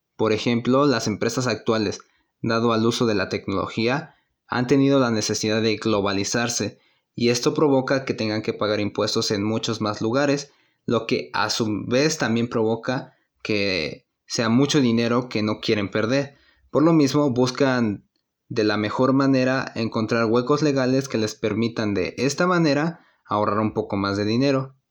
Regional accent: Mexico; nosotros tenemos la obligación como mexicanos

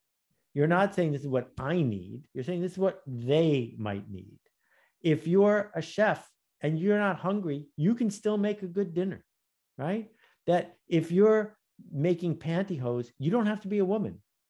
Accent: Buffalo, New York, United States; I grew up in Buffalo, New York, and that was the headquarters of Fisher-Price

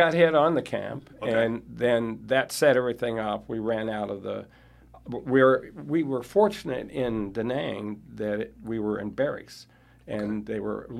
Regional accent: Des Moines, Iowa, United States; moved away as an adult; also born or lived in Georgia / Arizona; I grew up in Des Moines on the south side.

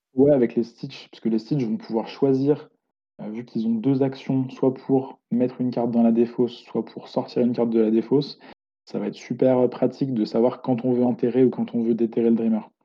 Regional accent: Lyon, Auvergne-Rhône-Alpes, France; moi je suis de Lyon

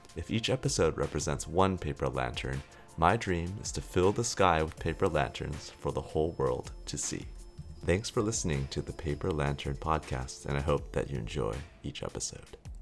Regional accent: Silicon Valley, California, United States; now in Singapore; growing up in the Silicon Valley

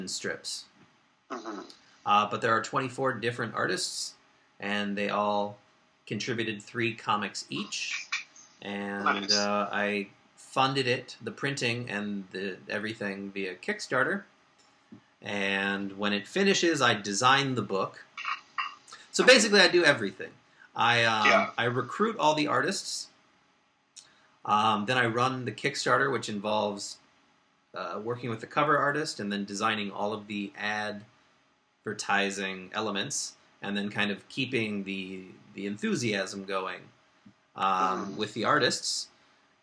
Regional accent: Kansas, United States; moved away as an adult; also born or lived in Korea / Spain; now in Vancouver, Canada; I'm from Kansas. I went to the University of Kansas.

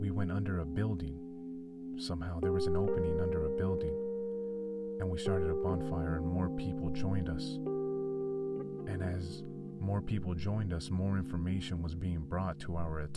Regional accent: California, United States; I'm from California

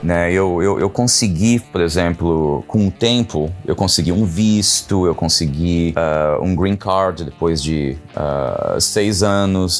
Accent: São Paulo, Brazil; moved away as an adult; also born or lived in California, United States / New York, United States; now in Los Angeles, United States; é minha terra, vim de São Paulo, sou de São Paulo.

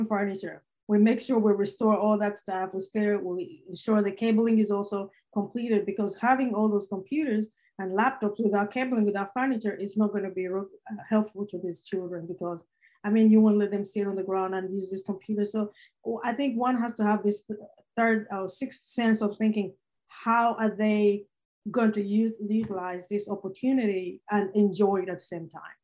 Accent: Uganda; now in Nashville, United States; I was born myself in Uganda

